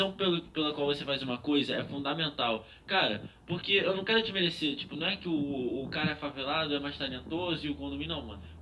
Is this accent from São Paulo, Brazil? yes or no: no; Rio de Janeiro, Brazil; Meu pai é paulista. Não, mas eu nasci no Rio de Janeiro, relaxa.